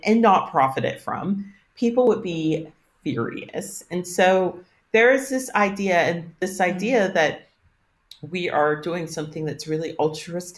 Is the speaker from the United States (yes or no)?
yes; United States; as an American